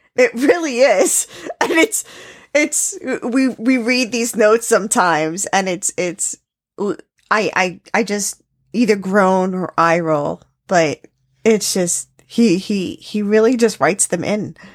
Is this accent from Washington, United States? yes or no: no; New York City, New York, United States; I grew up in New York City